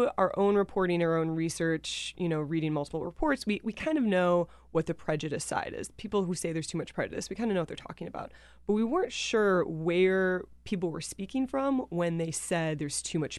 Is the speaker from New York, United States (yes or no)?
no; Wisconsin, United States; I'm from the Midwest, so I'm not like familiar.